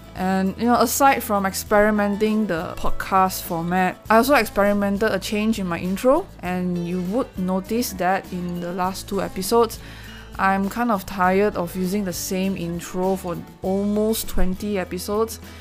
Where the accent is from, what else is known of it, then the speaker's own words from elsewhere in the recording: Malaysia; I'm Malaysian. I know a little bit of Malay